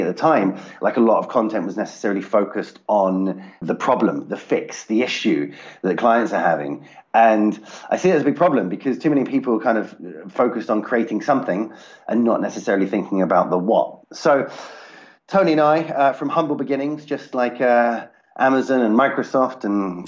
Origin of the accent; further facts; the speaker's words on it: United Kingdom; I'm based out of the UK